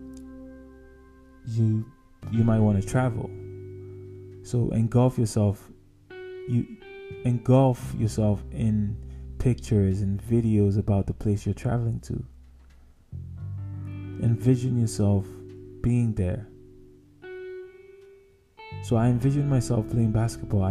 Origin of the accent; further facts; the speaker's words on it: Nigeria; growing up in Nigeria